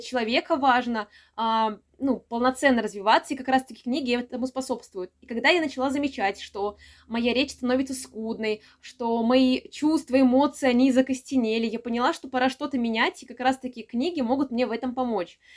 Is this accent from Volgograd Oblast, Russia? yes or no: no; Samara, Samara Oblast, Russia; я из Самары